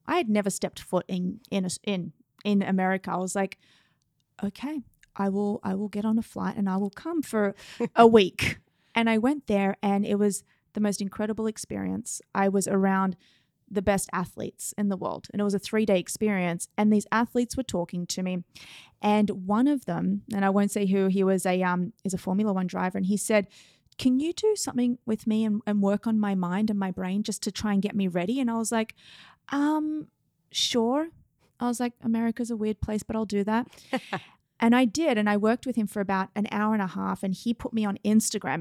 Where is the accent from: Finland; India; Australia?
Australia; moved away as an adult; now in New York City, United States; I'm from Australia